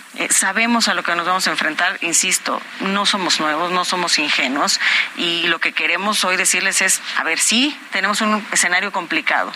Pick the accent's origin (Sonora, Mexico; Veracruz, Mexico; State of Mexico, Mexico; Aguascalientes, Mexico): State of Mexico, Mexico; Cuautitlán Izcalli; yo soy de Cuautitlán Izcalli